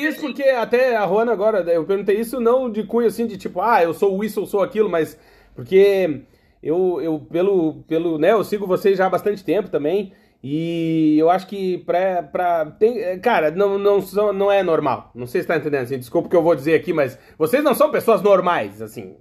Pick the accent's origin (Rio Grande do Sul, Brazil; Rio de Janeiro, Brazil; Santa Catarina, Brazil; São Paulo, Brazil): Rio Grande do Sul, Brazil; moved away; also born or lived in Blumenau; Eu sou gaúcho